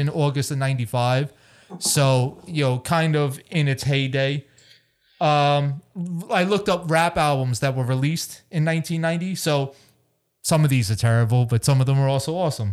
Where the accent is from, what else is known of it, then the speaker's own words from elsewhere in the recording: East Hampton, New York, United States; also born or lived in Florida; we're living in Grandma and Grandpa's house in East Hampton